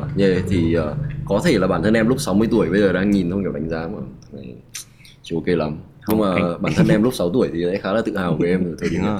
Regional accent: Vietnam; em luôn tự hào em là một người Việt Nam

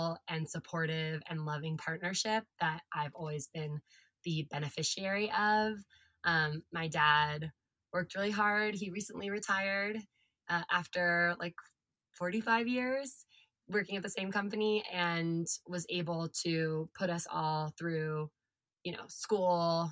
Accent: California, United States; I am California born and bred. I always say that I Goldilocks'd California because I was born in Central California, and then we moved to Southern California when I was like 9, 10 years old

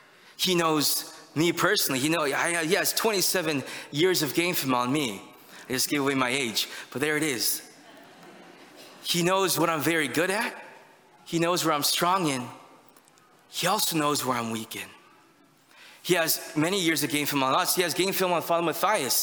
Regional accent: United States; us as Americans

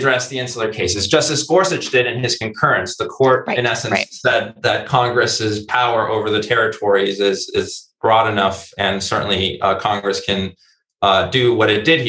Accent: San Juan, Puerto Rico; moved away; also born or lived in New York; I grew up in San Juan. I didn't have a representative, couldn't vote for president. Once I moved to New York, well, that all changed

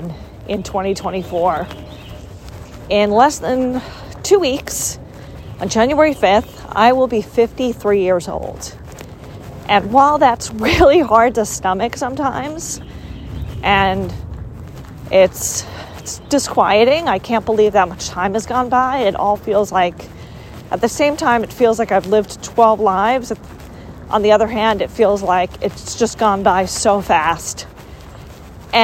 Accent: United States; grew up in the United States, and my overworking culture is part of being American

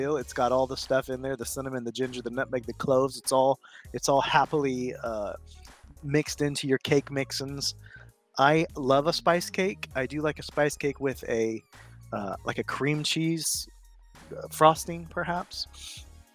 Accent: South Texas, United States; I'm from South Texas

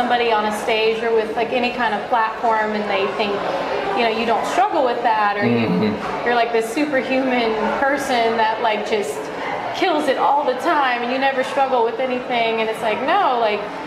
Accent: Charleston, South Carolina, United States; I'm from Charleston

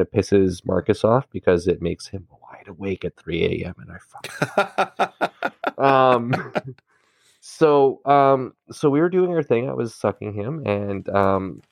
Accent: Canada; as a Canadian

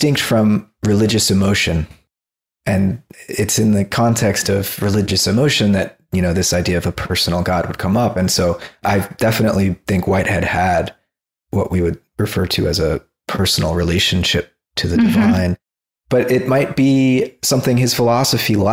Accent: South Florida, United States; moved away as an adult; now in California, United States; I grew up in South Florida

